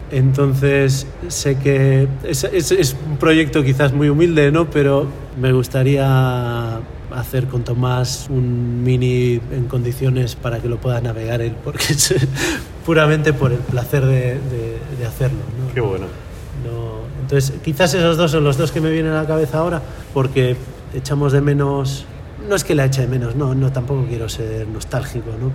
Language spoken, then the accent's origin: Spanish; Galicia, Spain; also born or lived in Netherlands / Valencia; tengo mucha, mucho apego a mi tierra y no, no, no fui capaz de irme y, dije, bueno, pues la única forma de vivir en Galicia